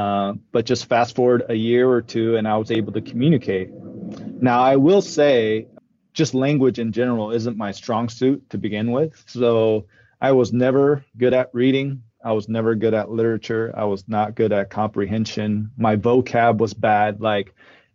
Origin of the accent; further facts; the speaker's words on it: Oklahoma City, Oklahoma, United States; English is a second language; also born or lived in Masan, South Korea; when I was 8 years old, my dad, my mom, my older brother and I, we immigrated to Oklahoma City, Oklahoma